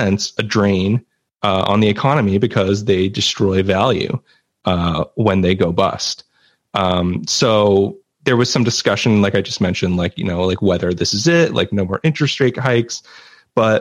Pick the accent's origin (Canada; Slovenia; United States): Canada; I'm Canadian